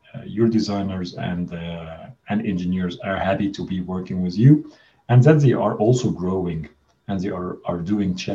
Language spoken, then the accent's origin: English; Egypt; moved away as an adult; now in Amsterdam, Netherlands; I'm originally from Egypt, so I moved to Amsterdam to join Booking.com